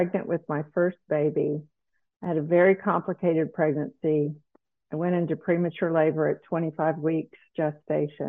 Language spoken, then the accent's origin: English; South Carolina, United States; moved away as an adult; also born or lived in Dallas, Texas; I grew up in South Carolina, a very provincial place to live and grow up.